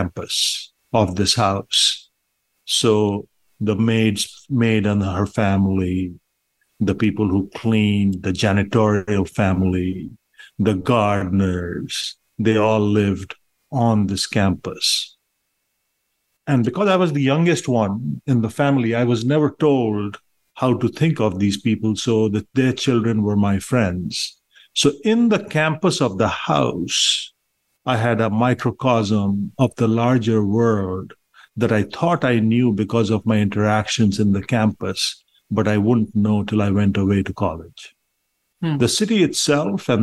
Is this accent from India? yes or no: yes; Patna, Bihar, India; also born or lived in Boston, United States; now in Miami, United States; I was born in a town called Patna, which was or is still the capital of the state of Bihar in India